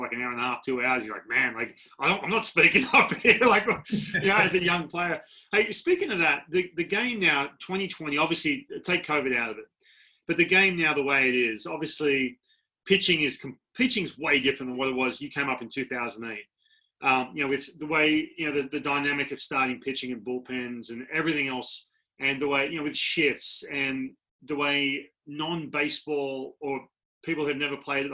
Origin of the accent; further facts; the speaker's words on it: Australia; moved away as an adult; I'm coming from Australia, and I come over, I'm 18